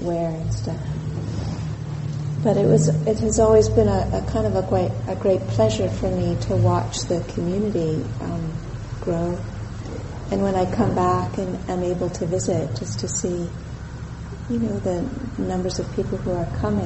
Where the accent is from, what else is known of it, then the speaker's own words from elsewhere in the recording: Southern California, United States; moved away as an adult; also born or lived in Santa Cruz, California; now in Colorado, United States; I was born in California. I was born in Southern California, and I came to Santa Cruz in 1979 to go to university here